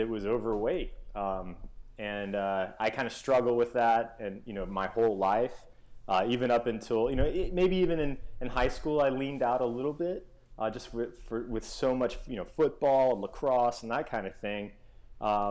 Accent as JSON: {"language": "English", "town": "Memphis", "region": "Tennessee", "country": "United States", "tie": "born or raised there", "said": "I grew up in Memphis, Tennessee."}